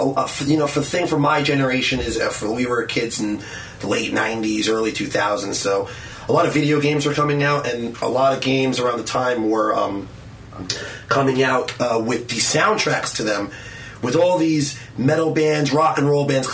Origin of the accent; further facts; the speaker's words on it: Long Island, New York, United States; also born or lived in Port Jefferson Station / Coram; I am, was born and raised on Long Island. Born in Stony Brook Hospital at 12:52 in the afternoon.